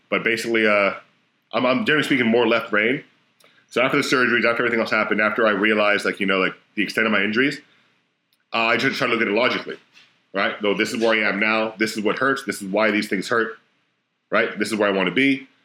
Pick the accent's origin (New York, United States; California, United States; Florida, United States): Florida, United States; I'm from Florida